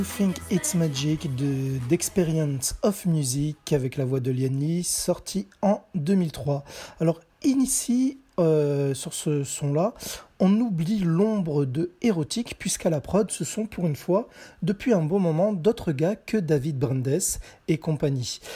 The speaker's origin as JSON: {"language": "French", "country": "France", "said": "chez nous en France"}